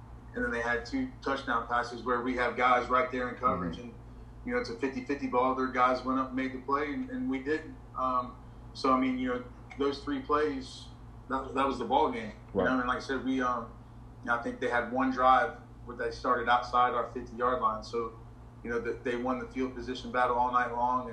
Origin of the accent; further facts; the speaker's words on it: Morrow, Ohio, United States; moved away as an adult; also born or lived in West Virginia / Asheboro, North Carolina / Palm Bay, Florida; now in South Florida, United States; I grew up in Morrow, Ohio. It's a small town outside of Cincinnati